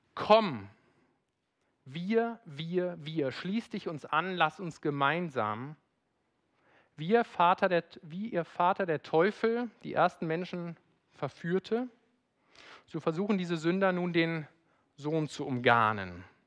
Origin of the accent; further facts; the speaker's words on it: Rhineland, Germany; bin Rheinländer